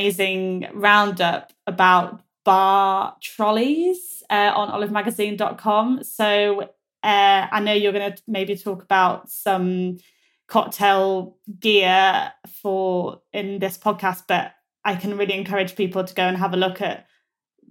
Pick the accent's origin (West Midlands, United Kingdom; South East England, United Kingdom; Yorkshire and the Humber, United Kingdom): Yorkshire and the Humber, United Kingdom; I'm from Yorkshire